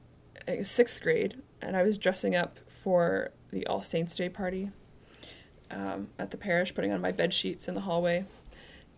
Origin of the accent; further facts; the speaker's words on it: Canada; I grew up in Canada